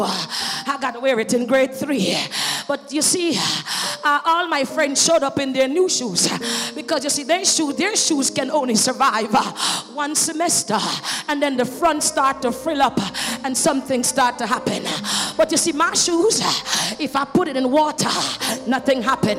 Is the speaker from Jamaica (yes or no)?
yes; Jamaica; I was growing up in Jamaica